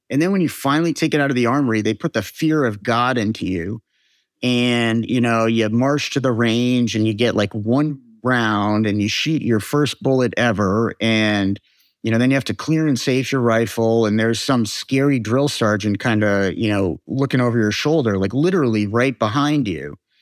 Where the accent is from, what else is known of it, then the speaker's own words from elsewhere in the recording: United States; because we are American